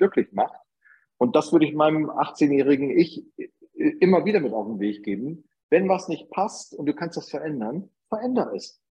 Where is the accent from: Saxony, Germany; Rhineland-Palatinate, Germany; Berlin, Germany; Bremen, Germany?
Bremen, Germany; accent: northern German; moved away as an adult; now in Upper Bavaria, Germany; dass ich äh, wohl nach meinem Dialekt auch oder nach meiner Aufnahme ja. eindeutig aus Norddeutschland komme und nicht ja. aus Bayern